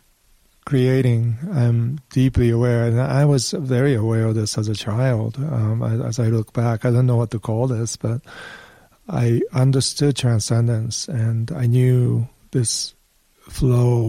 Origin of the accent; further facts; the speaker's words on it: Boston, Massachusetts, United States; I was born in Boston because he was doing his postdoctorate with Noam Chomsky on generative grammar.